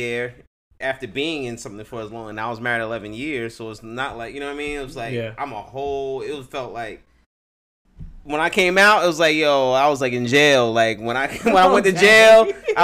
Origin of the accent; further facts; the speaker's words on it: Jersey City, New Jersey, United States; moved away; also born or lived in Inglewood, California / Los Angeles, California; I am from Jersey City